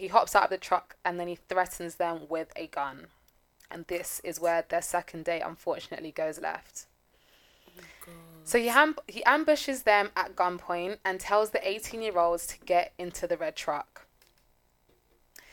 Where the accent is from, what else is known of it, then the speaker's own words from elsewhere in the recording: London, United Kingdom; we're from big cities. We're from London